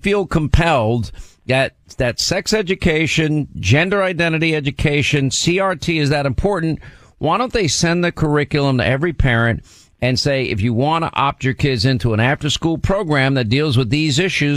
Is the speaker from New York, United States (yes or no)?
yes; Long Island, New York, United States; we live in, you know, upper income, upper middle class areas of Long Island, both of us. Not where we grew up in Long Island